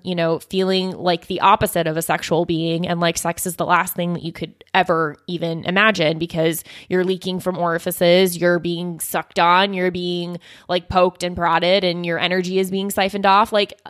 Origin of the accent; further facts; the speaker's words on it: New Zealand; I'm from New Zealand